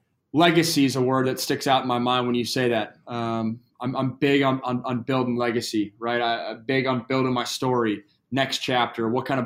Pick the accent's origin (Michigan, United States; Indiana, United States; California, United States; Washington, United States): Washington, United States; Seattle; And then that coupled with I'm also from Seattle. So I lost my Supersonics.